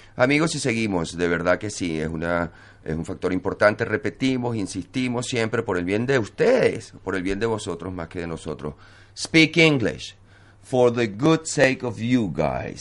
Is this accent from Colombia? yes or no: no; Venezuela; now in Barcelona, Spain; como venezolano